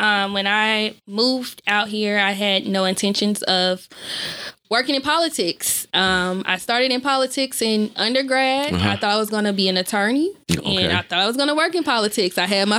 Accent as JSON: {"language": "English", "town": "St. Louis", "region": "Missouri", "country": "United States", "moved": "as an adult", "lives_now": "Los Angeles, United States", "said": "I'm from the Lou."}